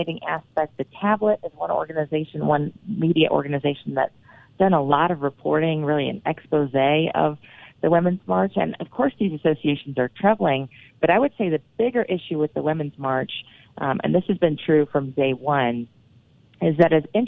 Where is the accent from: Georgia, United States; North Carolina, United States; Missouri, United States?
North Carolina, United States; moved away; I'm originally from North Carolina